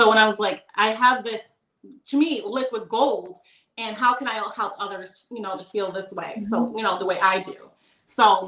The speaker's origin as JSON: {"language": "English", "town": "Rochester", "region": "New York", "country": "United States", "said": "I'm from Rochester, New York."}